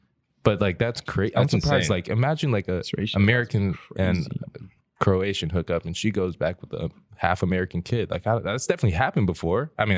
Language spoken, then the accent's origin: English; Crete, Greece; born there; I was born in Crete, Greece, a little island off the coast.